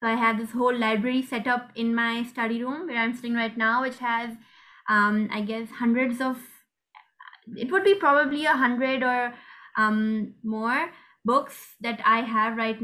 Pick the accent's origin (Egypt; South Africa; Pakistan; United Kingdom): Pakistan; I'm 15 and I'm from Pakistan.